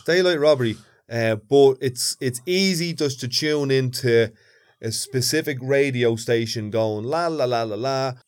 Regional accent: Dublin, Leinster, Ireland; grew up in Ballymun and I lived in a few different places, but right now I live behind, like, a, a gated community

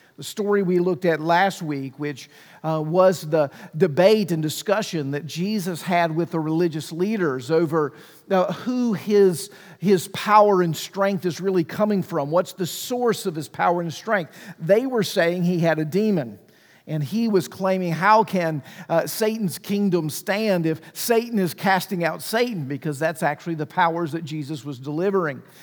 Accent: Mississippi, United States; I grew up in Mississippi

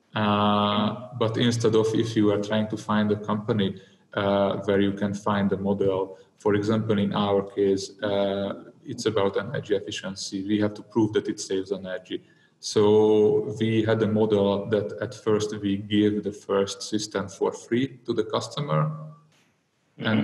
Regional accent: Hungary; I'm from I'm from Hungary.

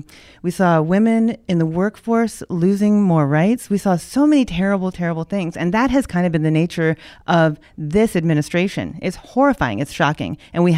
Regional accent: Honolulu, Hawaii, United States; I was born in Honolulu. I was raised by a dad who spent a lifetime in the military.

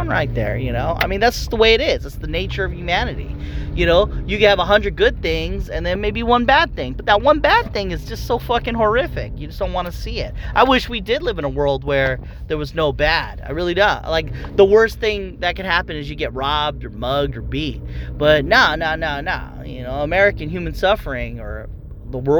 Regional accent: Philippines; me being Filipino

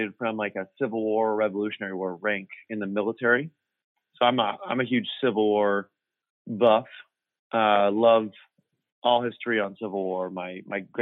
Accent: Orange County, California, United States; I grew up in Orange County

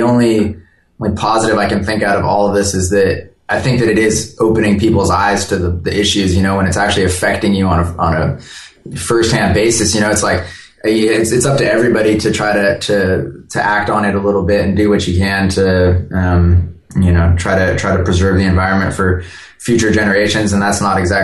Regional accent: Northern California, United States; now in Southern Washington, United States; I grew up in Northern California. I actually live now up in Southern

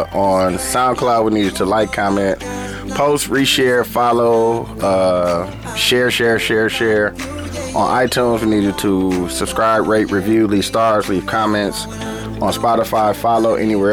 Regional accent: Milwaukee, Wisconsin, United States; I'm saying I'm from Milwaukee

